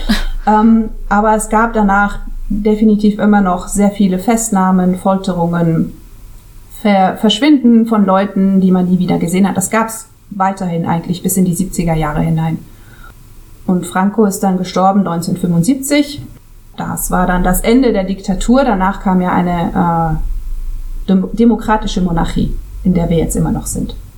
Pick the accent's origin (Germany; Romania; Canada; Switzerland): Switzerland; first language German; moved away as an adult; now in Costa Brava, Spain; als Schweizerin, also als Schweizerin, als in der Schweiz aufgewachsene